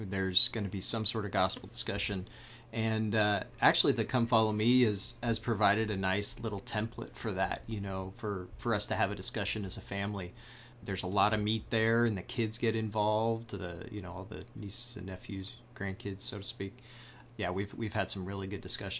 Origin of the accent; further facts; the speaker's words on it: Missouri, United States; also born or lived in Arizona / Utah; grew up in Missouri, lived here most of the time